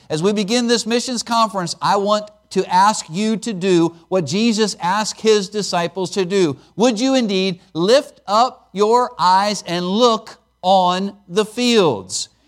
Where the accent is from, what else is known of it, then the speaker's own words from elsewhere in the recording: Pennsylvania, United States; moved away as an adult; also born or lived in Alaska / Chattanooga; I was born and raised in Pennsylvania